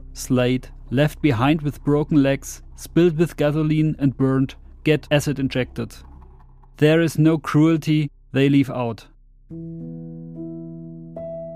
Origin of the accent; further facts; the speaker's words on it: Germany; English is a second language; It's not my native language because I'm German.